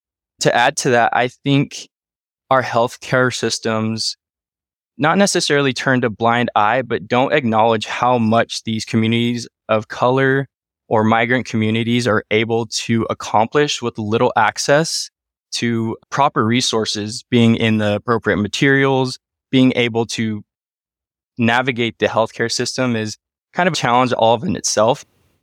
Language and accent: English; Wenatchee, Washington, United States; born there; Myself, I was born in 1992 in Wenatchee, Washington. So 30 years of Washington history, if you will.